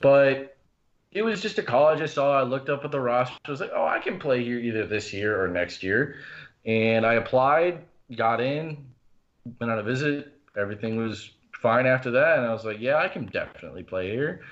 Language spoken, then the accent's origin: English; Appleton, Wisconsin, United States; also born or lived in Omaha, Nebraska / Oconomowoc, Wisconsin; I was born in Omaha, Nebraska, but I grew up for the most part of my life in Appleton.